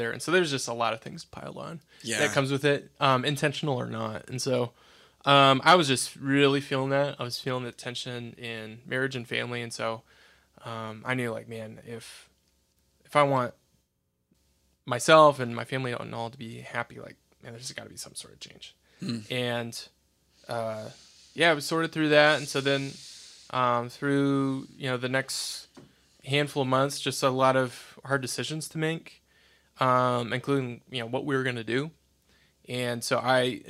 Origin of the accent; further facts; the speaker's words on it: Toledo, Iowa, United States; also born or lived in Cedar Falls, Iowa; I'm a born and raised Iowa boy